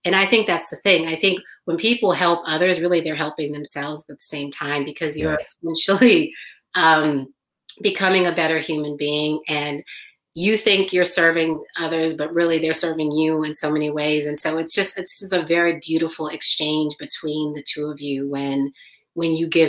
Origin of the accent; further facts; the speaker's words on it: Los Angeles, California, United States; I was born in Los Angeles